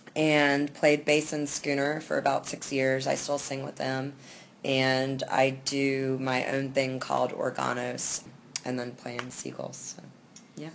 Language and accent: English; Durham, North Carolina, United States; I'm from Durham.